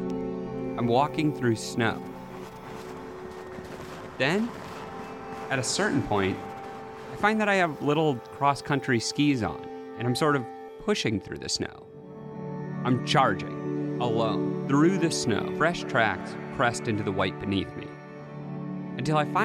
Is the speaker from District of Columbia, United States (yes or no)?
no; Massachusetts, United States; also born or lived in Portland, Oregon; I grew up here in Massachusetts.